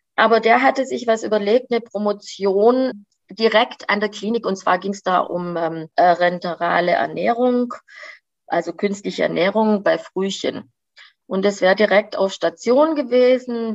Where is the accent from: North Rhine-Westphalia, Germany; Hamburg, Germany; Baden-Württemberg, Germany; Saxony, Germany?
Baden-Württemberg, Germany; Göppingen; moved away; also born or lived in Mexico; in dem Haus, in dem ich aufgewachsen bin, ist ja schon mein Vater groß geworden